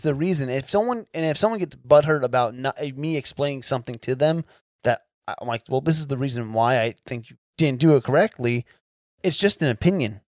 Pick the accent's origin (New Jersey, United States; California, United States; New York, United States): New Jersey, United States; moved away; I'm, I'm from New Jersey originally